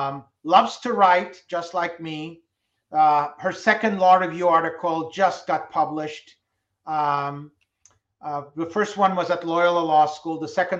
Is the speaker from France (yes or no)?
yes; France; Oh, I still listen to very much music that I grew up with in France.